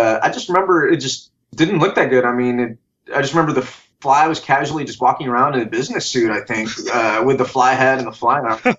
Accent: Michigan, United States; I grew up in Michigan

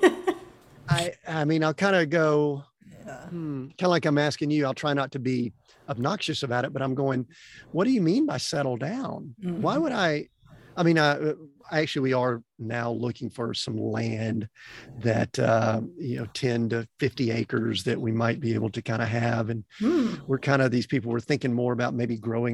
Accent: Atlanta, Georgia, United States; moved away; I grew up in Atlanta

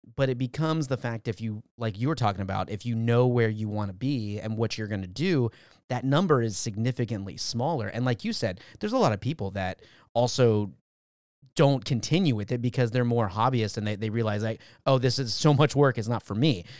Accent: Valencia, California, United States; I'm from Valencia

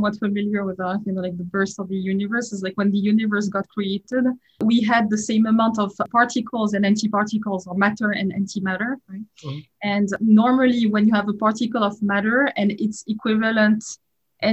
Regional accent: France; accent: French; English is a second language; moved away as an adult; you can certainly tell I'm French from my accent. I'm sure it's kind of hard to hide, right? I was born in France.

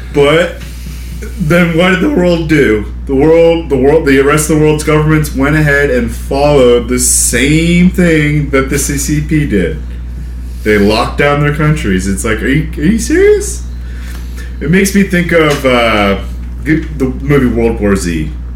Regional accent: United States; I'm an American

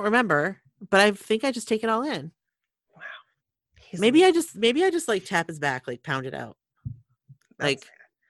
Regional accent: Milwaukee, Wisconsin, United States; I said no, since I'm from Milwaukee.

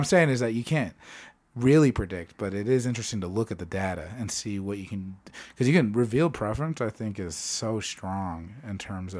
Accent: Phoenix, Arizona, United States; now in Denver, United States; I grew up in Phoenix, Arizona.

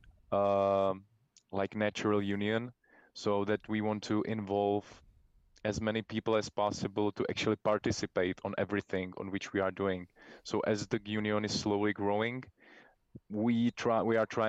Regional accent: Prague, Czechia; We're born and raised in Czech Republic, in Prague, the capital city of Czech Republic

